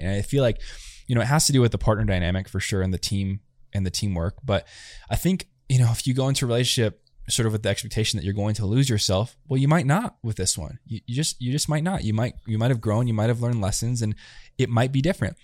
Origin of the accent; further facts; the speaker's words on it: United States; first language English; also born or lived in Chile; I see my generation, especially where I grew up, it was like, you're American, you just speak English